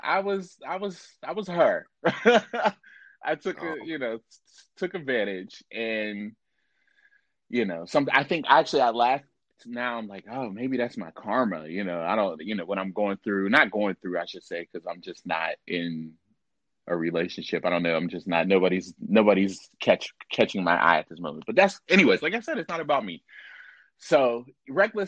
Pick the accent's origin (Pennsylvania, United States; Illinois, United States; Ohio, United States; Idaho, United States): Pennsylvania, United States; Pittsburgh; I'm from Pittsburgh